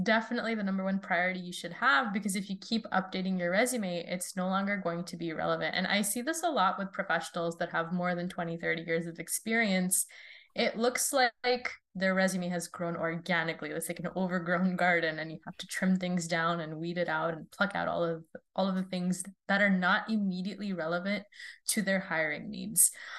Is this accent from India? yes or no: yes; India; also born or lived in Saudi Arabia; I grew up kind of all over the world. I'm originally from India, but I was born in Saudi Arabia and I moved around, flitted back from country to country.